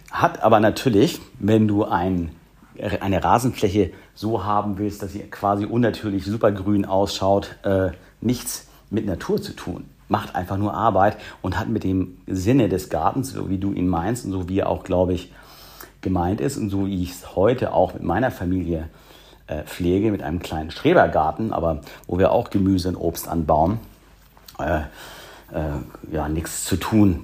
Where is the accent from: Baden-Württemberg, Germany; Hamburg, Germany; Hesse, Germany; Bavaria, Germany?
Hamburg, Germany; a suburb of; Ich bin im Vorort von Hamburg äh, groß geworden